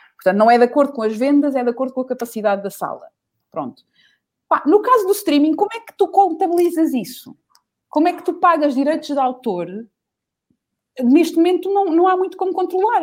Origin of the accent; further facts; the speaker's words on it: Portugal; nós somos portugueses